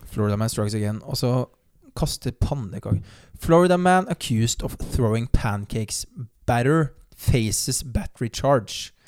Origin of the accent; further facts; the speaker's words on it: Notodden, Telemark, Norway; moved away; den perioden hvor jeg søkte jobb òg, hjemme i Notodden